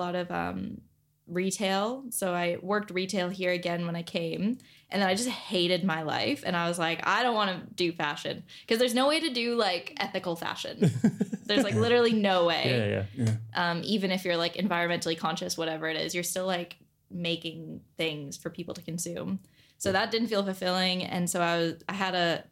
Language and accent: English; Canada; moved away as an adult; now in Australia